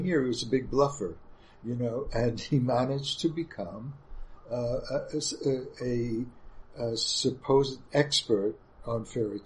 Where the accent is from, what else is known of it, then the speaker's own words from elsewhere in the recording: New York, United States; also born or lived in Munich, Germany; as a New Yorker, I only wanted to teach in New York and live in New York